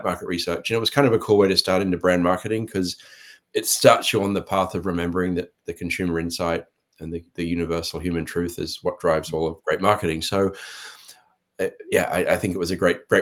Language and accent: English; Sydney, New South Wales, Australia; moved away as an adult; also born or lived in Thailand / Indonesia; now in United States; I'm from Australia, grew up in Sydney, beaches